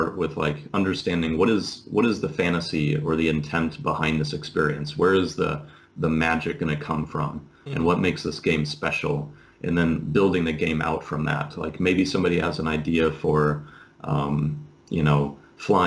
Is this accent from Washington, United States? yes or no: yes; Seattle, Washington, United States; moved away as an adult; also born or lived in San Clemente, California; now in Finland; I'm from Seattle originally